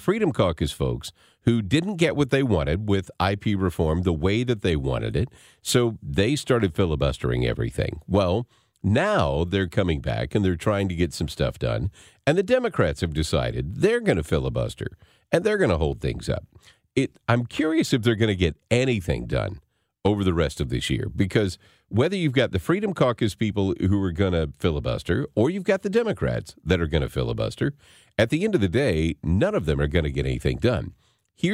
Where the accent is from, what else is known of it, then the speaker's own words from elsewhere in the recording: Arkansas, United States; moved away; growing up in Arkansas